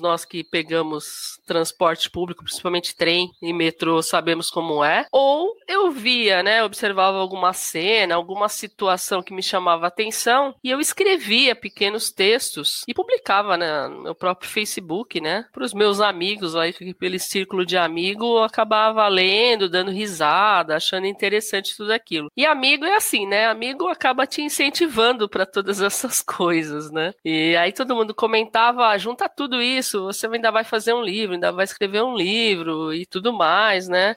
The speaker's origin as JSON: {"language": "Portuguese", "town": "Suzano", "region": "São Paulo", "country": "Brazil", "tie": "born or raised there", "said": "moro aqui em Suzano há mais de 40 anos, então praticamente é a minha cidade natal"}